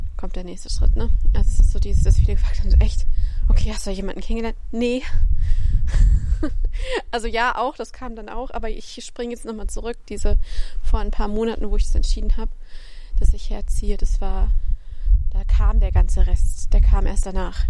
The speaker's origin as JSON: {"language": "German", "region": "Central Germany", "country": "Germany", "also_born_or_lived": "Freiburg", "moved": "yes", "lives_now": "near Heidelberg, Germany", "said": "also ich komme aus der Mitte, ich war im Norden, ich war jetzt im Süden"}